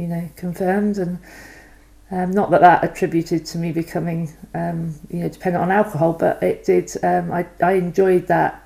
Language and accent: English; Banwell, South West England, United Kingdom; I grew up in Somerset, a little village called Banwell, outside of Weston-super-Mare